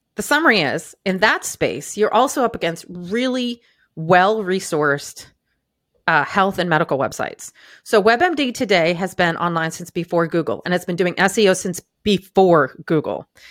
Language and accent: English; Maine, United States; I grew up in Maine